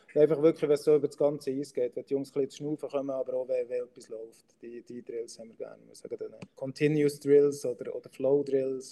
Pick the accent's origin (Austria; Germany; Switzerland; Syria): Switzerland; ich Schweizer bin